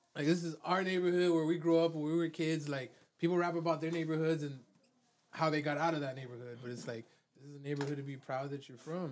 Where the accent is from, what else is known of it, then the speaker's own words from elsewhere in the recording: Miami, Florida, United States; also born or lived in California; I was born in Mount Sinai Hospital because my parents lived in a one one in North Miami Beach